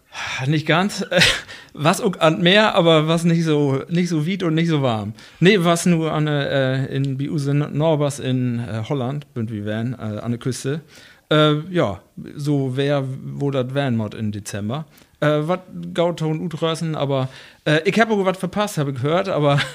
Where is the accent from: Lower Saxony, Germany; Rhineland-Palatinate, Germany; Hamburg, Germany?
Lower Saxony, Germany; Rütenbrock; now in Wesuwe, Germany; ich komme aus Rüttenbrauch